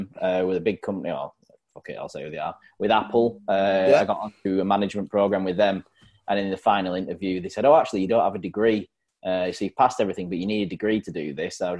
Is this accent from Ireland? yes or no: no; Burnley, North West England, United Kingdom; also born or lived in Plymouth; now in between Sheffield and Leeds, United Kingdom; I'm from up north. I float around currently just north of Sheffield, in between Sheffield and Leeds, but Burnley in Lancashire